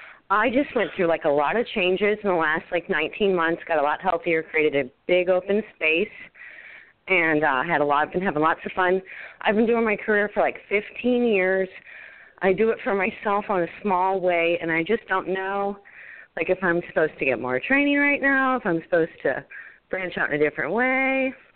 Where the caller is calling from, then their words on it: St. Louis, Missouri, United States; St. Louis, Missouri.